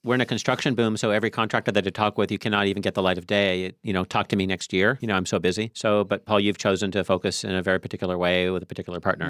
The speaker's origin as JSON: {"language": "English", "town": "Tacoma", "region": "Washington", "country": "United States", "tie": "born or raised there", "said": "when I was a kid growing up in Tacoma"}